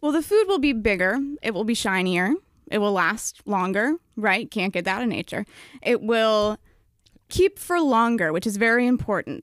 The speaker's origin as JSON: {"language": "English", "town": "Albany", "region": "New York", "country": "United States", "moved": "yes", "said": "I'm from Albany"}